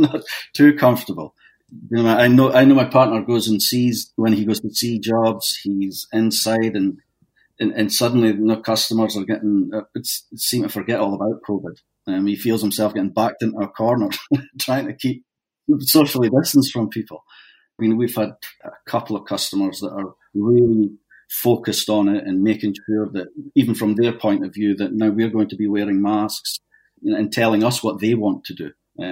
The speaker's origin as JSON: {"language": "English", "town": "Dundee", "region": "Scotland", "country": "United Kingdom", "tie": "born or raised there", "also_born_or_lived": "Toronto, Canada", "moved": "as an adult", "lives_now": "Canada", "said": "My parents had emigrated in the 60s, but my dad couldn't handle it and was homesick. And they ended up, they had me, but they ended up back in Scotland again."}